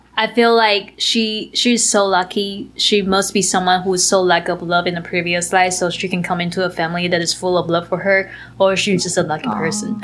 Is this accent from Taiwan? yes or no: yes; Taiwan; moved away; I grew up in Taiwan and it's a country where, so we, we have a culture that we believe in karma